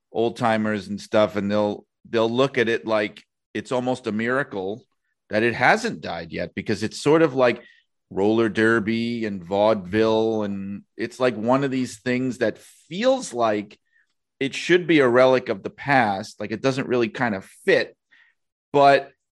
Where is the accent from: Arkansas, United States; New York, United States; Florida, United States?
New York, United States; accent: New York; a lot of uh, listeners from other parts of the country or world like to point out my New York accent to me